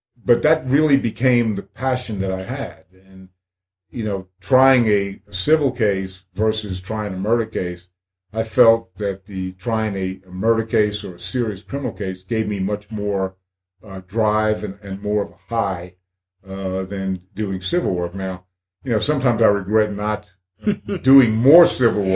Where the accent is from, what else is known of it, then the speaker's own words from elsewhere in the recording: New Jersey, United States; moved away as an adult; also born or lived in Clemson, South Carolina; now in Columbia, United States; I'm from New Jersey